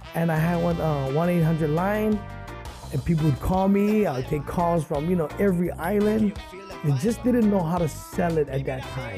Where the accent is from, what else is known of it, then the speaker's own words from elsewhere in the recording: Honolulu, Hawaii, United States; I grew up extremely poor in Kalihi Valley